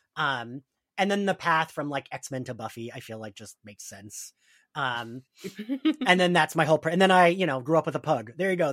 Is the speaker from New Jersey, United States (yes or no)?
yes; New Jersey, United States; I'm from Jersey, we are at the Jersey Shore